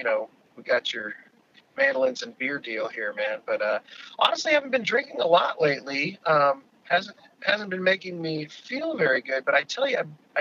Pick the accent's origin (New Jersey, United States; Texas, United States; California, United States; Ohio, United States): California, United States; also born or lived in Alaska; now in Washington, D.C., United States; I'm from California originally